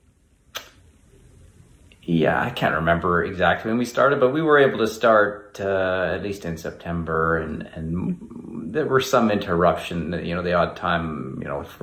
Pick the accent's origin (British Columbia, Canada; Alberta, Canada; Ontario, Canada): British Columbia, Canada; Vancouver; also born or lived in Japan; I grew up in Japan at least till age 6, and then moved back to Vancouver to start grade 1